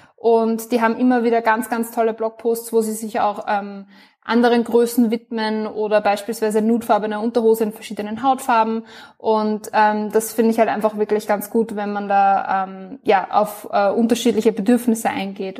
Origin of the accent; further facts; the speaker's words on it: Austria; ich bin aus Österreich, bin 24 Jahre alt